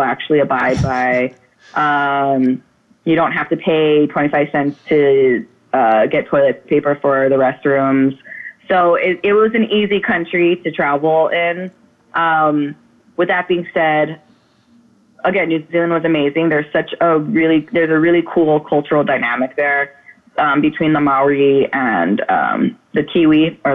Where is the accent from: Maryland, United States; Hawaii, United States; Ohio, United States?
Hawaii, United States; Oahu; I'm from Oahu